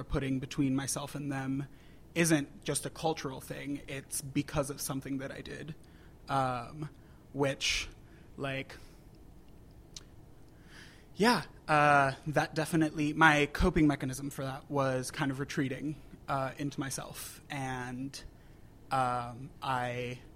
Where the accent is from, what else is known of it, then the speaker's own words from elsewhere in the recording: Puerto Rico; moved away as an adult; also born or lived in New Hampshire; I grew up in Puerto Rico, born and raised.